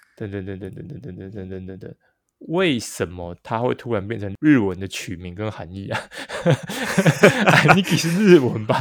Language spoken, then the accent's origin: Chinese; northern Taiwan, Taiwan; 因为我跟阿忠我们都是北部人嘛